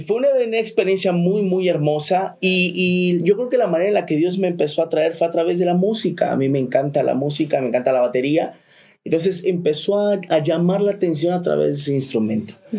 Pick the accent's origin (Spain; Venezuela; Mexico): Mexico; Chiapas; moved away as an adult; also born or lived in Tuxtla Gutiérrez; now in Cancún, Mexico; nos venimos a vivir aquí a Cancún, somos de Chiapas